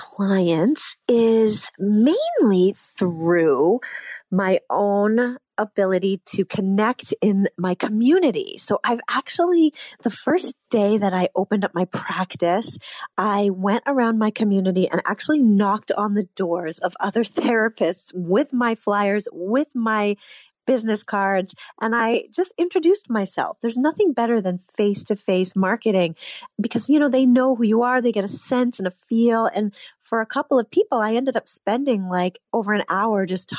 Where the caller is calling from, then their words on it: Washington, District of Columbia, United States; I'm joining you from Washington, D.C.